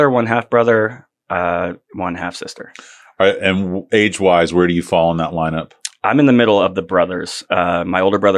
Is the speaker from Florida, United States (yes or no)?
yes; Sebring, Florida, United States; Sebring, Florida.